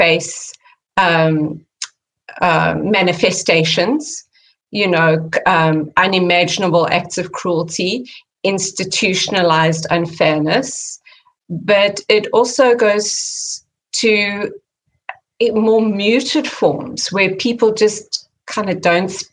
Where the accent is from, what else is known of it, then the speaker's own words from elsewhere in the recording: South Africa; moved away as an adult; now in California, United States; growing up in South Africa